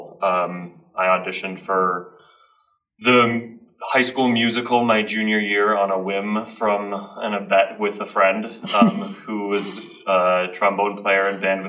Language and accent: English; Colorado, United States; I grew up in Colorado